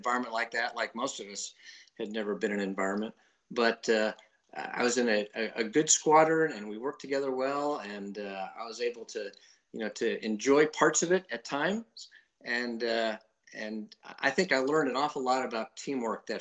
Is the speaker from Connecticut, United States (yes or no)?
yes; just north of New Haven, Connecticut, United States; moved away as an adult; I grew up in Connecticut, just north of New Haven.